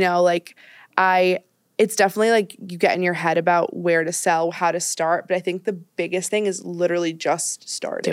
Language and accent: English; Marblehead, Massachusetts, United States; moved away as an adult; also born or lived in Swampscott, Massachusetts / Ohio; now in New York, United States; I'm from um, outside of Boston, a suburb um, I like grew up in one called Marblehead. I moved to Swampscott, like switched schools in eighth grade